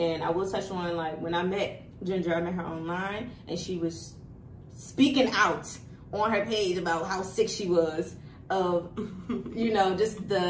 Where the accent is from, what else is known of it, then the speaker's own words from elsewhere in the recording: Baltimore, Maryland, United States; I'm from Baltimore, you're from D.C.